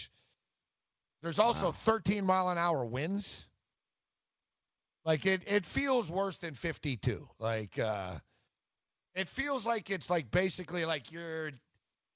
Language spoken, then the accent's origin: English; Canada; now in United States; I'm Canadian